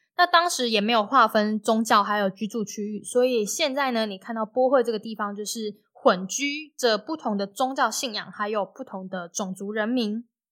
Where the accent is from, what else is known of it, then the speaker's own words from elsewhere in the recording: Taiwan; 当我在台湾出生可以喝奶、流口水和安稳地长大的时候